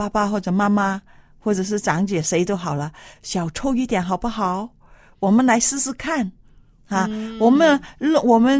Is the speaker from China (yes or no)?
yes; China; 因为特别是我们中国人北方的啊、天气比较冷嘛，